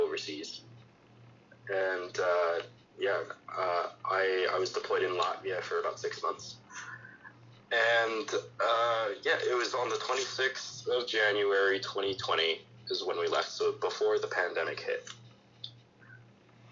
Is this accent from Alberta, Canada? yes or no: yes; Calgary, Alberta, Canada; I'm from Calgary